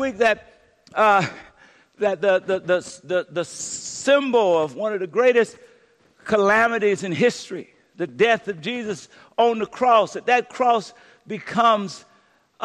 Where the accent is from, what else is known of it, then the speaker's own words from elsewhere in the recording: Louisiana, United States; moved away; When I was growing up in Louisiana